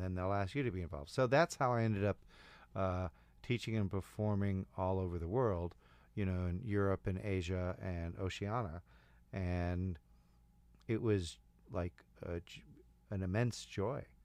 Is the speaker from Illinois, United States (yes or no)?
yes; Chicago, Illinois, United States; I'm from Chicago